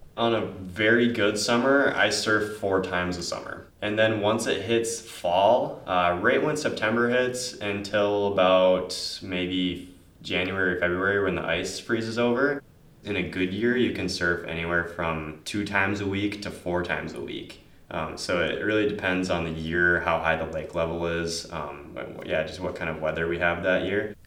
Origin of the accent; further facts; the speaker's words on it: Marquette, Michigan, United States; I was born in Marquette